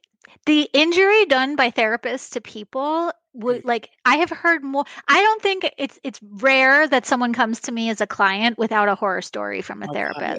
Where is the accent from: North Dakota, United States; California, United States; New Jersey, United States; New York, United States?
New York, United States; I'm from New York, too. I live in Kansas.